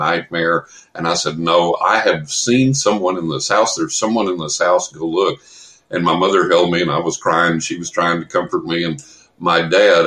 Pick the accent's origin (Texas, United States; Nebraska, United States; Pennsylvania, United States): Texas, United States; San Angelo; also born or lived in Carlsbad, New Mexico; I grew up in West Texas in San Angelo